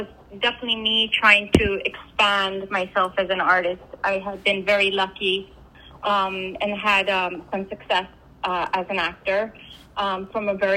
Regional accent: New York, United States; I grew up in New York. Both my parents are Latino

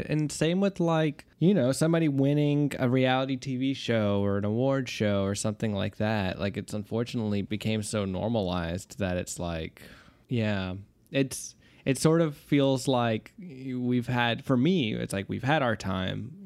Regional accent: United States; as an American speaker

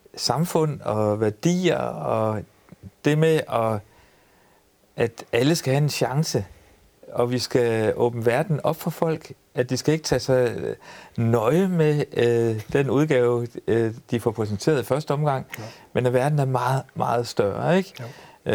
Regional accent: Ry, Central Denmark Region, Denmark; jeg er født på Ry Højskole

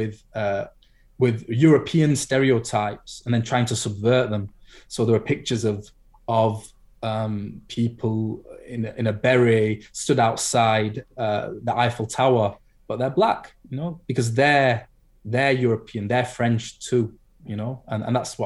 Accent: United Kingdom; I'm Black British

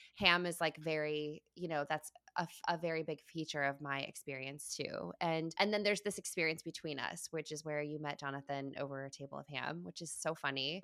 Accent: Midwest, United States; moved away; my hometown, you know, in the Midwest

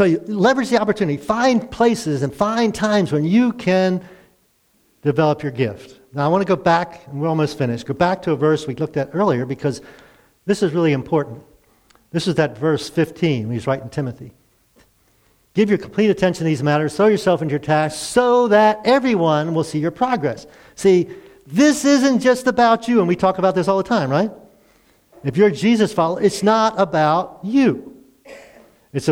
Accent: Baltimore, Maryland, United States; moved away as an adult; I'm from Baltimore

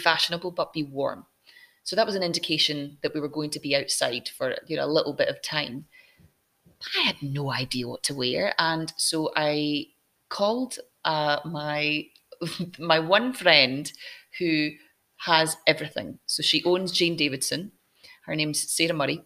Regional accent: Scotland, United Kingdom; I'm Scottish

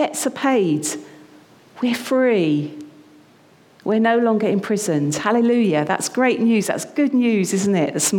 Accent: United Kingdom; now in London, United Kingdom; us as British people.

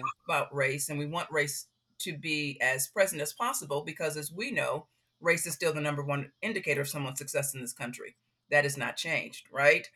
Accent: Chicago, Illinois, United States; I grew up on the South Side

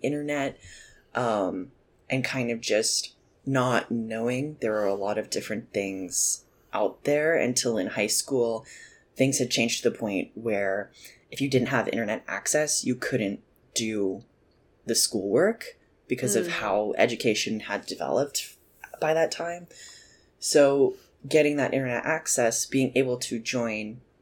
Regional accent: Nashville, Tennessee, United States; I am from Nashville, Tennessee originally, so I just grew up in a very musical place

